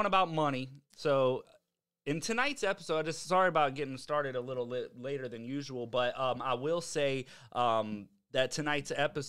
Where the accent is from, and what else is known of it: Virginia, United States